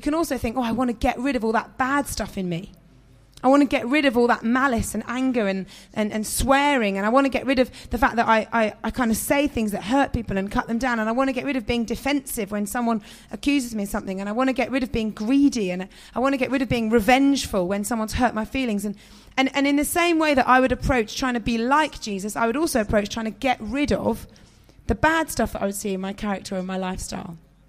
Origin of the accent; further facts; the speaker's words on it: London, United Kingdom; also born or lived in northern England; I grew up in South London, West London, but my mum and dad were quite well-spoken, so I didn't have a particularly strong London accent. And then I moved to the countryside in the north